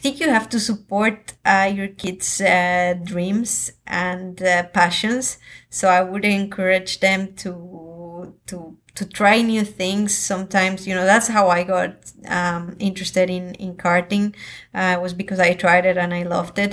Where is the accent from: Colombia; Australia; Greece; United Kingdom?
Colombia; I come from Colombia